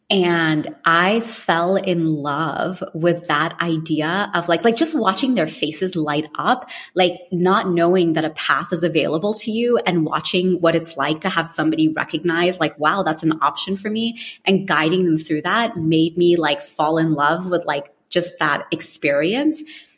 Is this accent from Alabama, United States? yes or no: no; California, United States; also born or lived in London, United Kingdom; I was born in London and we moved to California when I was 10.